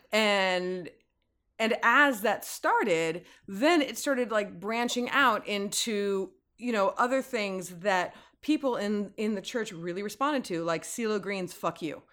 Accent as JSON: {"language": "English", "town": "San Francisco", "region": "California", "country": "United States", "tie": "born or raised there", "also_born_or_lived": "Oakland, California", "moved": "as an adult", "lives_now": "Los Angeles, United States", "said": "having been born and raised in the Bay Area."}